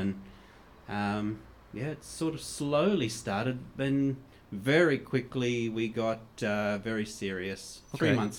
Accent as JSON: {"language": "English", "town": "Cairns", "region": "Queensland", "country": "Australia", "tie": "born or raised there", "moved": "as an adult", "lives_now": "Dessau, Germany", "said": "I'm from Cairns in Australia. It's part of Queensland, and I have lived there for most of my life. I'm a bit of a gypsy, so I can't say my whole life, but for the last 15 years, I've lived in Cairns"}